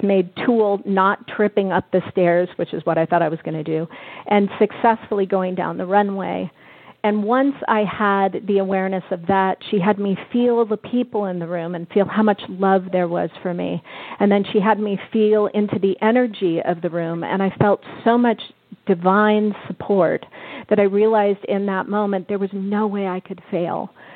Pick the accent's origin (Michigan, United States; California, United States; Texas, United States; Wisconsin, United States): California, United States; Bay Area; I'm from the Bay Area